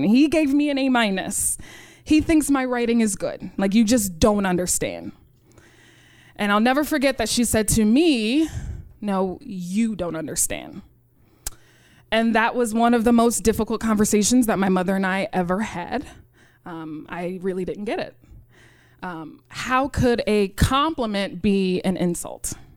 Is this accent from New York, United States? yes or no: yes; New York City, New York, United States; I grew up in Rochdale Village.